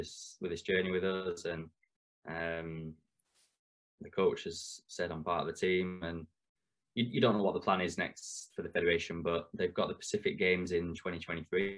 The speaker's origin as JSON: {"language": "English", "region": "England", "country": "United Kingdom", "said": "being English and being a futsal coach"}